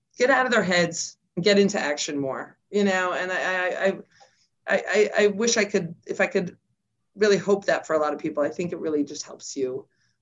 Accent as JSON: {"language": "English", "town": "New York City", "region": "New York", "country": "United States", "tie": "born or raised there", "also_born_or_lived": "Queens, New York / New Jersey", "moved": "yes", "said": "we moved from the Bronx to New Jersey, actually Bronx, Queens, New Jersey"}